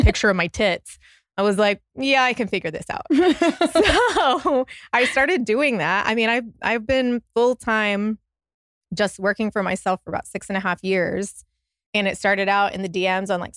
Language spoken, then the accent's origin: English; Austin, Texas, United States; moved away as an adult; I grew up in Austin